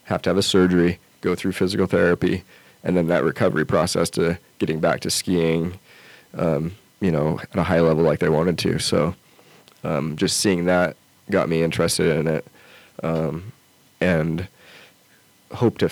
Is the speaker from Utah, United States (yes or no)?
yes; outside of Salt Lake City, Utah, United States; now in Lander, United States; I grew up in outside of Salt Lake City, and so I had the Wasatch Mountains right there.